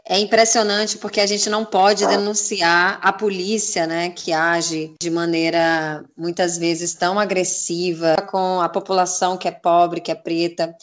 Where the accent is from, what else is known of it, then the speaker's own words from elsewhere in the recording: Northeast Region, Brazil; eu também sou nordestina